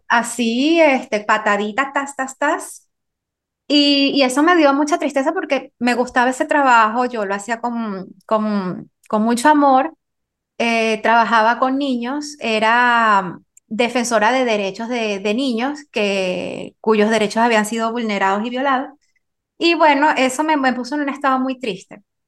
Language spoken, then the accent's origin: Spanish; Venezuela; moved away as an adult; also born or lived in France; yo me encontraba viviendo en Venezuela, que es donde, donde yo nací